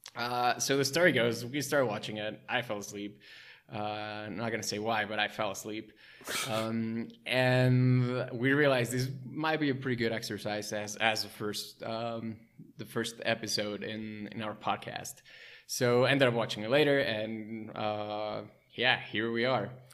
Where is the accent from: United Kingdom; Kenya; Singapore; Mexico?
Mexico; Mexico City; also born or lived in Wisconsin; I was born and raised in Mexico City